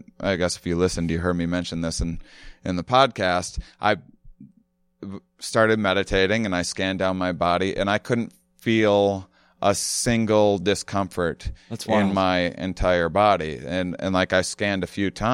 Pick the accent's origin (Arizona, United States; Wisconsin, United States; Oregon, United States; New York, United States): Wisconsin, United States; La Crosse; I'm from La Crosse, Wisconsin, and outside of it, actually